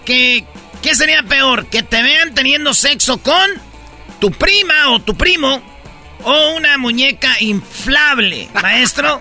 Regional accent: Jiquilpan, Michoacán, Mexico; en mi pueblo, Jiquilpan, Michoacán

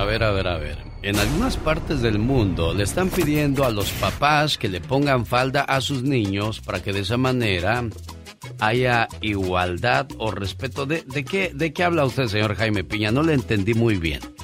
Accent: Chihuahua, Mexico; moved away; un día salí de Chihuahua pero Chihuahua nunca salió de mí

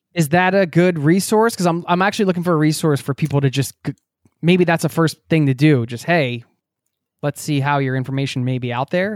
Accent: outside Philadelphia, Pennsylvania, United States; I grew up outside of Philadelphia, north of the city

